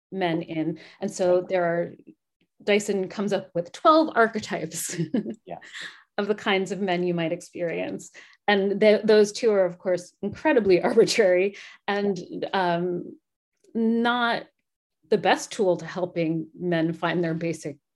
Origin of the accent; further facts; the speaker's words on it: New Jersey, United States; I'm from Jersey.